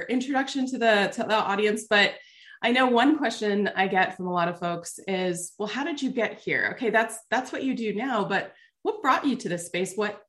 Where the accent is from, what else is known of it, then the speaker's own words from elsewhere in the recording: New Jersey, United States; moved away; we originally were both East Coasters. I'm originally from Jersey